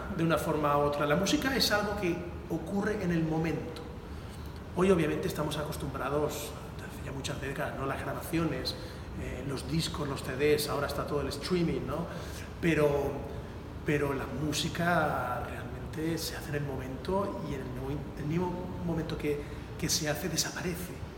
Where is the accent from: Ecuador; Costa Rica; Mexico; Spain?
Spain; Valencia, Valencian Community; moved away as an adult; also born or lived in Palm Beach, Florida / Naples, Florida; mi ciudad natal, en Valencia